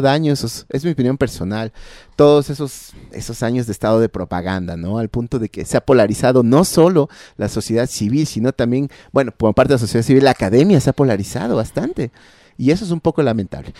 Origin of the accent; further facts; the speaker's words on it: Ecuador; como ecuatorianos